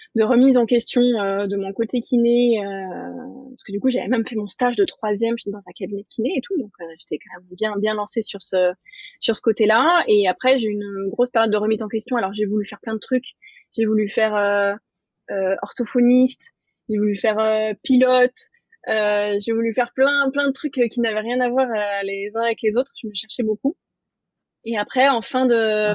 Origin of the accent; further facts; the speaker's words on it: Nice, Provence-Alpes-Côte d'Azur, France; also born or lived in Paris; j'ai quitté Paris pour revenir à Nice, donc dans le sud, ma région d'origine